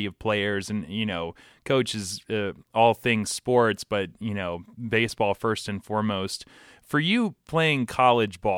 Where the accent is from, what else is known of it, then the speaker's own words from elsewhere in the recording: Atlanta, Georgia, United States; also born or lived in Midwest; I'm from Georgia, from Atlanta